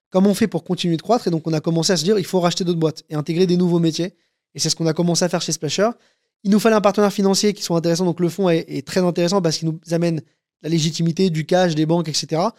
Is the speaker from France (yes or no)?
yes; France; Moi, je suis français, j'ai des datas françaises hyper quali